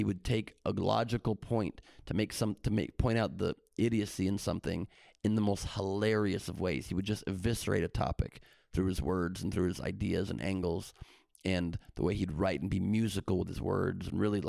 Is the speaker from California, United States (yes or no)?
yes; Beverly Hills, California, United States; also born or lived in Los Angeles; I was born in L.A. I'm one of the few L.A. natives in this entertainment business that's from here and stayed here, and I moved. My parents got a house in Beverly Hills when I was 5 years old